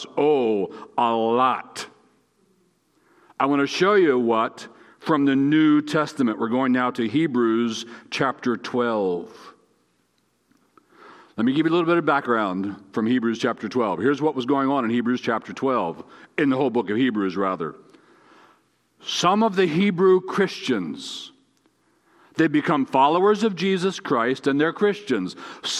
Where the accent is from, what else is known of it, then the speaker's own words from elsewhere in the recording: Gettysburg, Pennsylvania, United States; I was born in Gettysburg